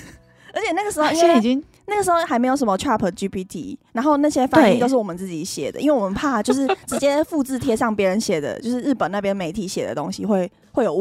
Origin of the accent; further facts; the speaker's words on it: Taiwan; moved away as an adult; now in Japan; 我们是一起来自外地努力的台湾人，